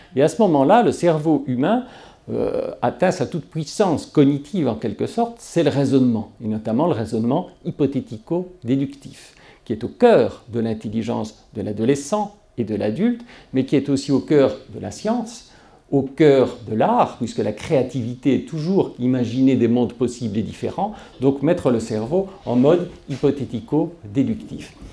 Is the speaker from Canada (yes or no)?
no; Belgium; moved away as an adult; C'est mon pays natal